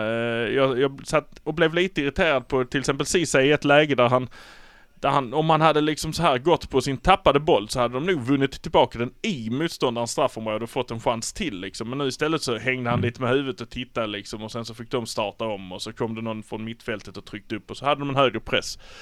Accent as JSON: {"language": "Swedish", "town": "Malmö", "region": "Skåne", "country": "Sweden", "said": "vi är från Malmö"}